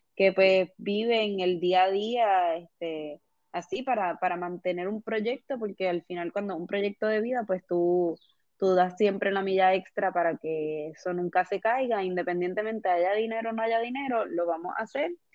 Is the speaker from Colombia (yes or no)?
no; Puerto Rico; como puertorriqueños